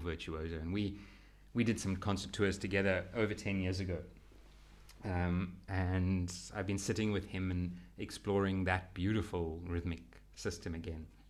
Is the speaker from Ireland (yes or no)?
no; Western Cape, South Africa; I am South African